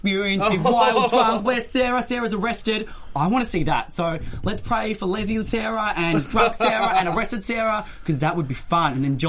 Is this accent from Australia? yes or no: yes; Australia; moved away; I've been in the land of the Oz. I've been down under in the bush. So, well, not that bush, my hometown of the bush.